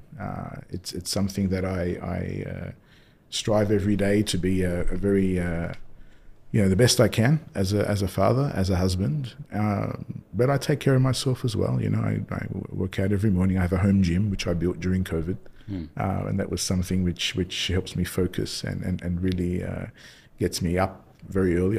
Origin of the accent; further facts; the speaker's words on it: Australia; moved away as an adult; also born or lived in Indonesia / Paris, France; now in Dubai, United Arab Emirates; I grew up in Australia. I was born in Australia, actually, and started my career there, went to school there